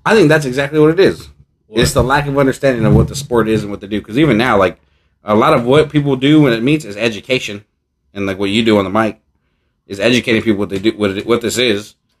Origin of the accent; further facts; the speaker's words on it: San Leandro, California, United States; ask me where we're from, and I say San Leandro